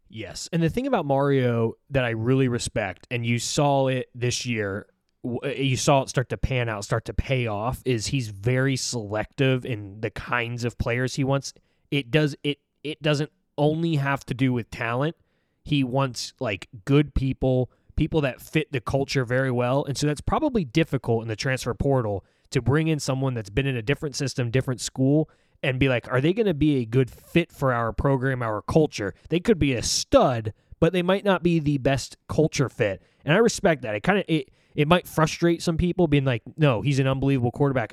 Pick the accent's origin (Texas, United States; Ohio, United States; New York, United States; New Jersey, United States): New York, United States; New York City; my hometown of New York City